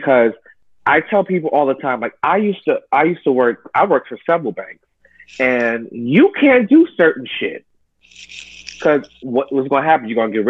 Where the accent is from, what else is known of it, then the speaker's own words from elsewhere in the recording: New York City, New York, United States; You know, I grew up in New York, a melting pot.